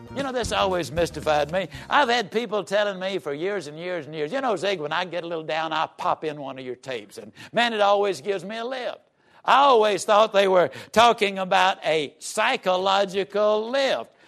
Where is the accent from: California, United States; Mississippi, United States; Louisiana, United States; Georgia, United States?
Mississippi, United States; Yazoo City; I was raised down in Yazoo City, Mississippi